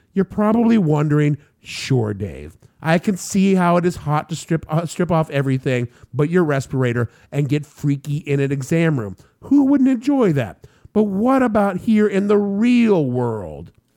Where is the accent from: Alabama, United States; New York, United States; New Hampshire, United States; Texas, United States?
New York, United States; New York City; my hometown of New York City